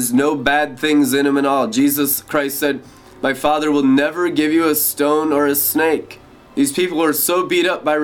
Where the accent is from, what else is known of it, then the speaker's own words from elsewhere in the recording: Seattle, Washington, United States; I grew up in Seattle, Washington, during the grunge scene